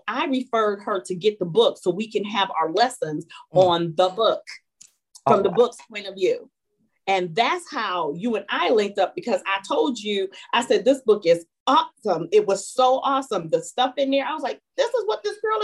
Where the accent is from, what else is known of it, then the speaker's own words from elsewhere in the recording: Elyria, Ohio, United States; I grew up in a small town outside, 26 miles outside of Cleveland, Ohio, which is called Elyria